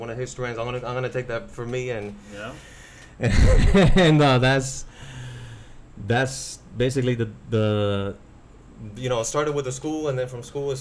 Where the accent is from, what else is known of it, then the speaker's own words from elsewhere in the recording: New York City, New York, United States; Growing up in New York City